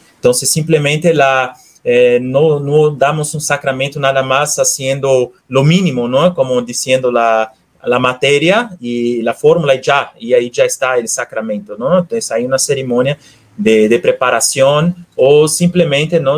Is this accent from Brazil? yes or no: yes; Recife, Pernambuco, Brazil; moved away as an adult; now in Guadalajara, Mexico; Soy natural de Brasil, de la ciudad de Recife